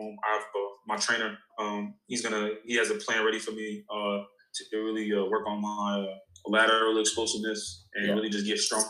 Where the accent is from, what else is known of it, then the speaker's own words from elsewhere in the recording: New York, United States; I'm from New York